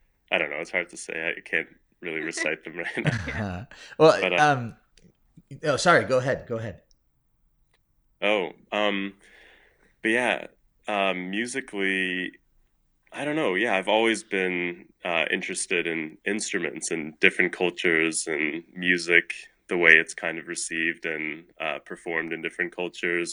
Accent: Louisville, Kentucky, United States; also born or lived in Toronto, Canada; I was born in Toronto, Canada, and I moved to Louisville with my family when I was 4

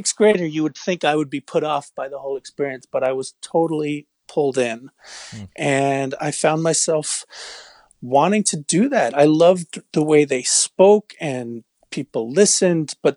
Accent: New York, United States; moved away as an adult; now in Melrose, United States; I grew up in New York, but I've been up in the Boston

